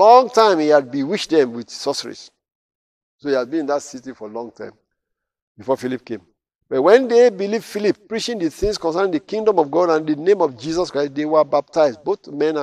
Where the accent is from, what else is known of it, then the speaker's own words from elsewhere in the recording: Nigeria; now in United States; I'm in America now. When I was to visit Nigeria many years ago, I think 1992 was the last time I was there